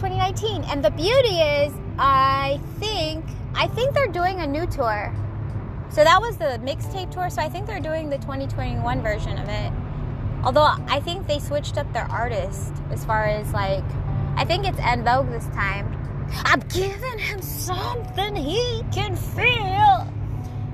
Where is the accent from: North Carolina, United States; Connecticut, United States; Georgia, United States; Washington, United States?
Washington, United States; Seattle; grew up in Seattle, Washington, born and raised in Seatown